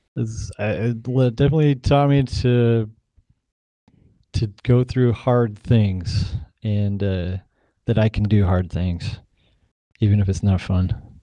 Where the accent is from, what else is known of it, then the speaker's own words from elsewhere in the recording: Provo, Utah, United States; moved away as an adult; also born or lived in Texas; now in Eugene, United States; I grew up in Provo, Utah. I was born and raised there.